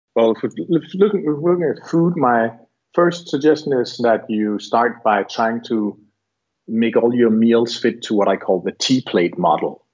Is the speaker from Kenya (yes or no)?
no; Barbados; I'm from Barbados